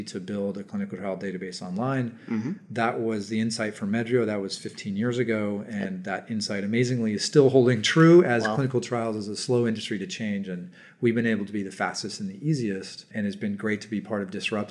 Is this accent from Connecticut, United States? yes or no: no; Palo Alto, California, United States; I was born and raised in Silicon Valley, Palo Alto